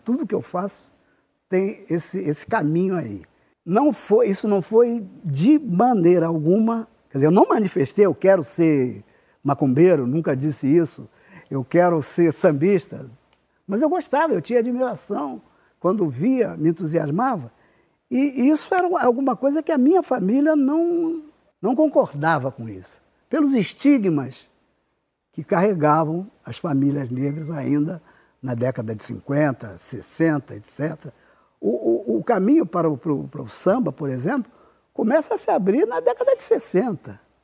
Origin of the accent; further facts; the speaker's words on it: Rio de Janeiro, Brazil; nasci no Irajá e me criei no Irajá, só saí é, com 26 anos